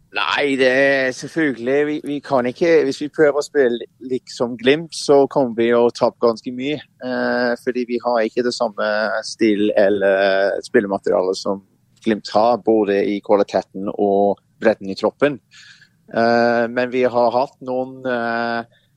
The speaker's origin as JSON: {"language": "Norwegian", "region": "England", "country": "United Kingdom", "tie": "born or raised there", "second_language": "Norwegian", "moved": "as an adult", "lives_now": "Norway", "said": "Jeg har vokst opp i England"}